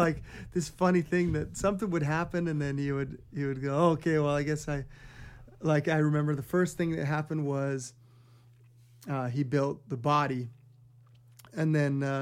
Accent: Hawaii, United States; I'm born and raised in Hawaii

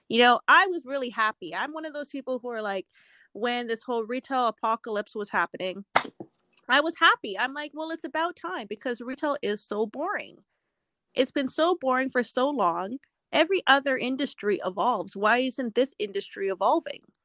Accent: Edmonton, Alberta, Canada; So I am born and raised in Edmonton, Alberta, Canada. So I am Canadian.

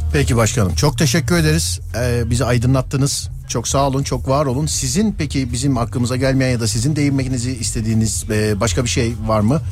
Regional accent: Mediterranean Region, Turkey; ben Ege'li değilim ben Akdeniz

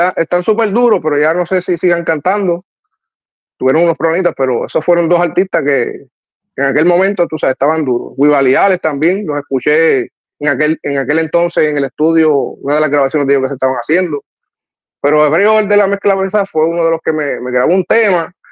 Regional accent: Trujillo Alto, Puerto Rico; me crié allá en Trujillo Alto, en el residencial Los Cedros

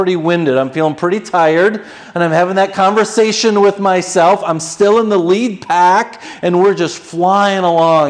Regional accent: Minnesota, United States; I grew up in Minnesota

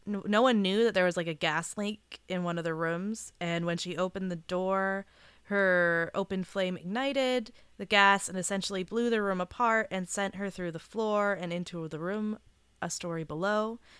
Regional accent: Southern California, United States; I grew up in Southern California

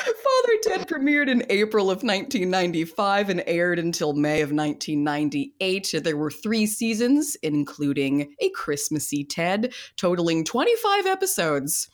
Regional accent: United States

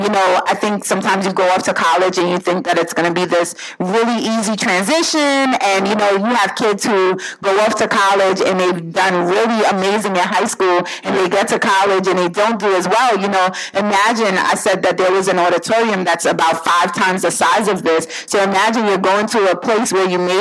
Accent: New York City, New York, United States; also born or lived in Jamaica; growing up, again, in Brooklyn, New York

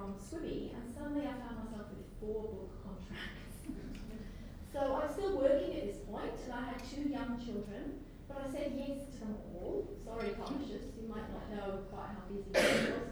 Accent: Banff, Scotland, United Kingdom; now in Australia; This is a small town called Banff in Aberdeenshire, and this is where I grew up

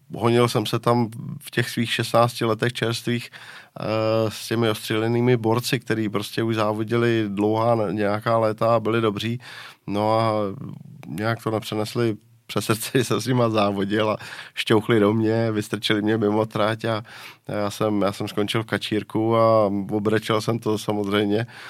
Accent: Liberec, Liberec Region, Czechia; já jsem byl z Liberce

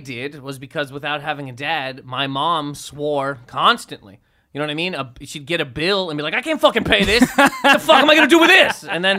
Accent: Canada; I'm from Canada.

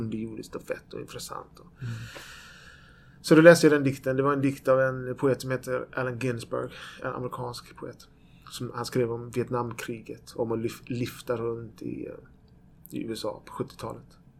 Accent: Växjö, Kronoberg County, Sweden; moved away as an adult; also born or lived in Borås; now in Gothenburg, Sweden; Jag föddes i Borås, i Norrby i Borås, som var ett miljonprogramsområde i Borås. Vi bodde där i sju år. Sen flyttade vi till Växjö, där jag bodde i tio år.

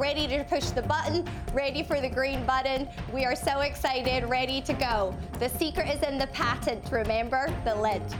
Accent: Scotland, United Kingdom; First, Scotland.

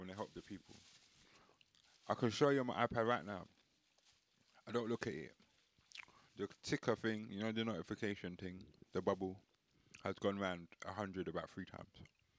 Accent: India; I'm Indian, so I'm trying to just not.

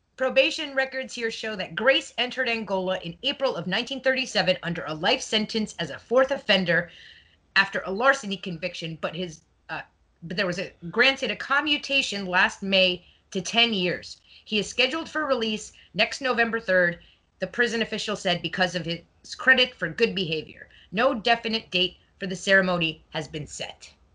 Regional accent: Montreal, Quebec, Canada; moved away as an adult; now in South Florida, United States; I was born in Montreal, but I moved down to South Florida when I got married.

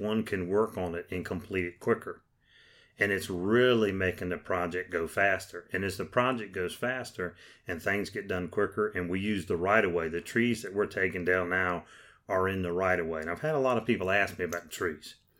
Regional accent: James City County, Virginia, United States; I come from James City County.

